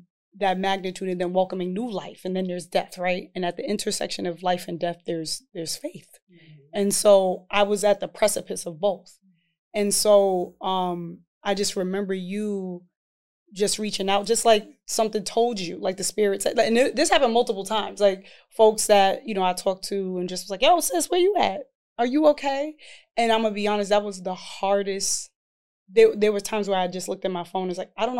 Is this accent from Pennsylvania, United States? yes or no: no; New York City, New York, United States; I come from East Harlem, New York.